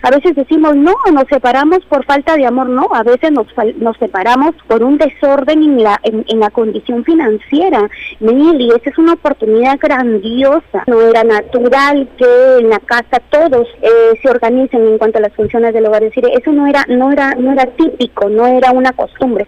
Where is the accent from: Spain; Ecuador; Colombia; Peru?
Peru; nosotros como peruanos